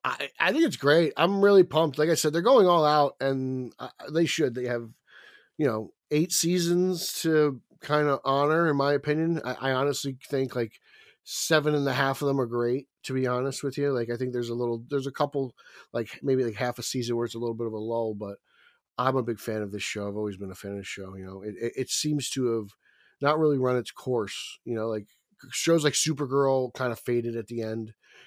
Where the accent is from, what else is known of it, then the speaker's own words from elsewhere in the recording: New Jersey, United States; I'm from New Jersey.